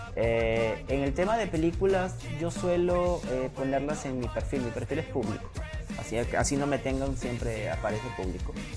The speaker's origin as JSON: {"language": "Spanish", "town": "Sullana", "region": "Piura", "country": "Peru", "said": "yo soy muy, muy, muy hogareño, muy local. Es más, yo, a mí, yo he tenido propuesta de ir a hacer cine a Lima un montón de veces. Pero yo he dicho, no, ¿por qué no hacer cine de Suyana"}